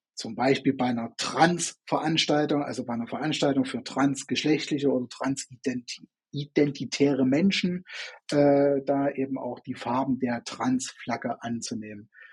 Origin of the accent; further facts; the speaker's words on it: Chemnitz, Saxony, Germany; bin in, äh, in Chemnitz oder damals Karl-Marx-Stadt hieß es ja noch, vor der Wende geboren